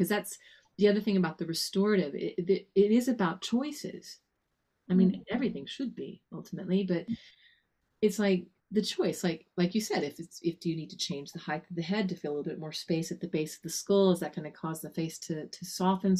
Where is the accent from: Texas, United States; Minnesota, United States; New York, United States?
Texas, United States; Texas Panhandle, United States; I grew up in the Texas Panhandle. That's the north part of Texas